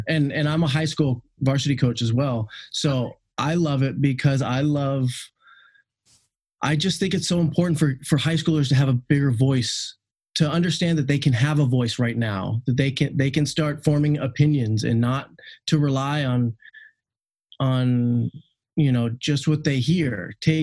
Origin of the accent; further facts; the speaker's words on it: Seattle, Washington, United States; I'm from the Seattle area